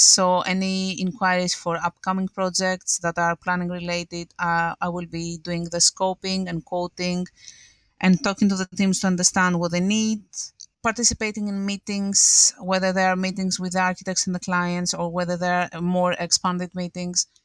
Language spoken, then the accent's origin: English; Greece; moved away as an adult; now in London, United Kingdom; I'm from Greece